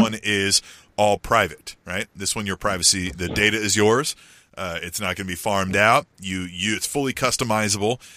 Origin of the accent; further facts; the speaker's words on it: Kansas, United States; now in Kansas City, United States; I, I grew up in Kansas, but not here in the Kansas City Metro when I was younger.